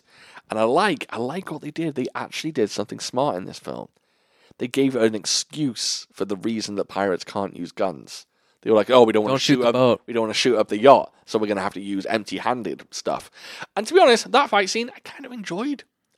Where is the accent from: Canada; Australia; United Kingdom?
United Kingdom; Even though I'm a British gentleman, panties now in my head, they feel a little more sexy than knickers.